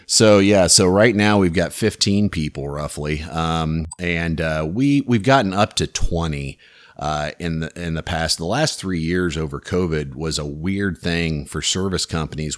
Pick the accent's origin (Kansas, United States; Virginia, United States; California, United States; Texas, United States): Kansas, United States; Louisburg; I grew up in Lewisburg, which is just south of Kansas City